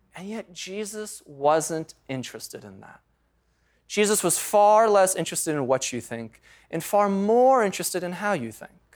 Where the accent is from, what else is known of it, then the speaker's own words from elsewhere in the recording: United States; we grew up in the United States of America in the 20th and 21st century